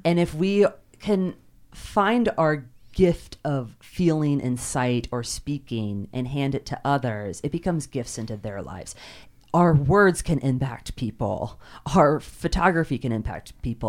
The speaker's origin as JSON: {"language": "English", "region": "Kentucky", "country": "United States", "tie": "born or raised there", "said": "I grew up in Kentucky"}